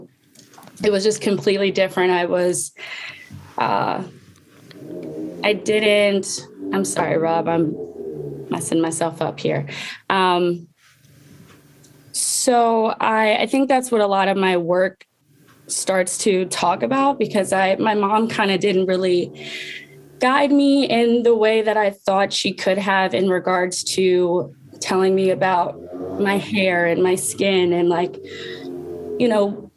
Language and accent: English; Baltimore County, Maryland, United States; I was born in Baltimore City, but I was raised in Baltimore County.